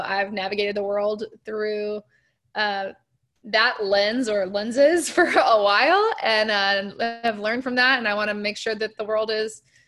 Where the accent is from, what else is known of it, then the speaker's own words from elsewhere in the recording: Birmingham, Alabama, United States; I founded an organization in my hometown in Birmingham called Songs for Sight